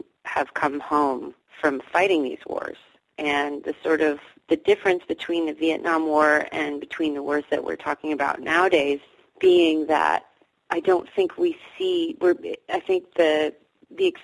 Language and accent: English; Davis, California, United States; I grew up in Davis as well, actually. I grew up here. Now I live here again